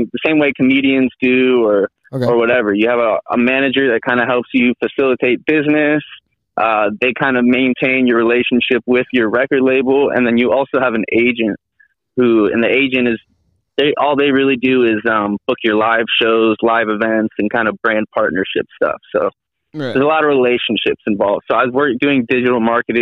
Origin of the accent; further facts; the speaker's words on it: Connecticut, United States; now in Los Angeles, United States; I grew up in Connecticut and had older brothers